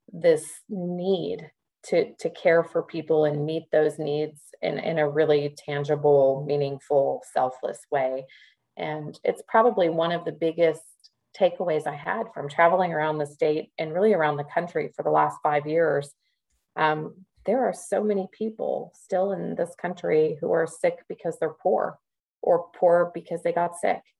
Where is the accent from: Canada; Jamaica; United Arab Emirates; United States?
United States; Midwest; growing up as a Midwesterner and living in the South